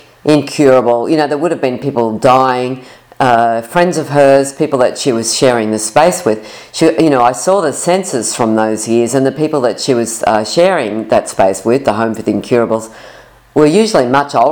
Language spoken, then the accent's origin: English; Sydney, New South Wales, Australia; I'm from Sydney, Australia